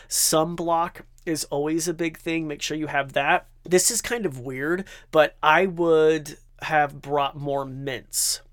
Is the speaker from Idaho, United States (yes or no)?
yes; Idaho, United States; I'm from Idaho, so it's like that Idahoan potato in me